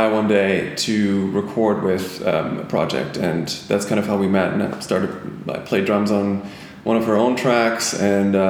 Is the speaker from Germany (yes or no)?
yes; Germany; moved away as an adult; now in Toronto, Canada; I'm originally from Germany. I came here 11 years ago, and back in Germany, I played in like rock bands